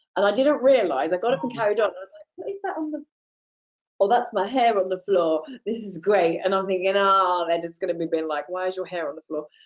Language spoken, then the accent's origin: English; United Kingdom; moved away as an adult; also born or lived in Los Angeles, United States; I'm British